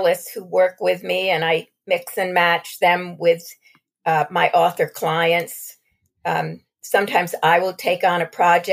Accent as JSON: {"language": "English", "country": "United States", "said": "as an American"}